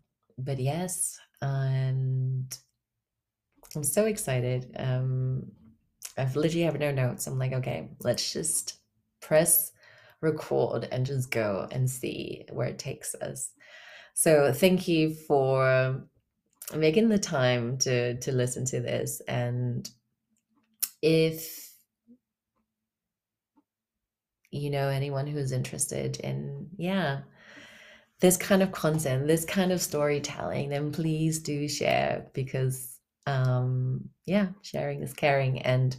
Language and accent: English; Germany; I currently reside in Germany. I'm from Germany originally, but I've kind of lived all over.